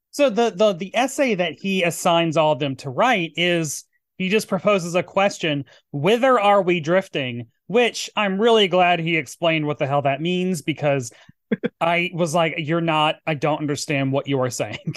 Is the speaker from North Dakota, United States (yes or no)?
no; Tennessee, United States; moved away; Tennessee, my home state